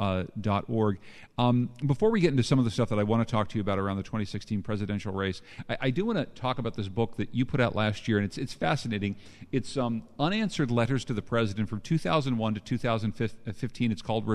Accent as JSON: {"language": "English", "town": "Winsted", "region": "Connecticut", "country": "United States", "tie": "born or raised there", "said": "My guest today is Ralph Nader, the founder of this museum, right here in my hometown of Winsted."}